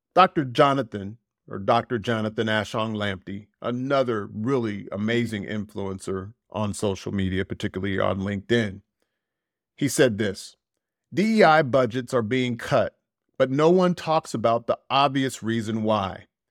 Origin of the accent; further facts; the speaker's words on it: United States; moved away; I feel more American than I've ever felt in my fifty-plus years